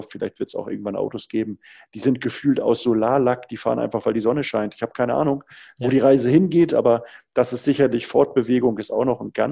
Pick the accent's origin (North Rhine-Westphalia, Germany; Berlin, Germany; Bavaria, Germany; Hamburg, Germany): Hamburg, Germany; so ein Windrad hier oben in Norddeutschland bei uns, ich komme ja aus Hamburg